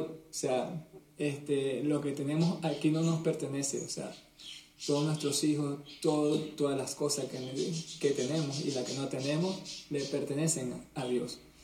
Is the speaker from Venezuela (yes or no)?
yes; Venezuela; moved away as an adult; now in Canary Islands, Spain; te hablamos desde Canarias, España. Somos venezolanos que nos vinimos para, para este país desde hace más o menos 10 años.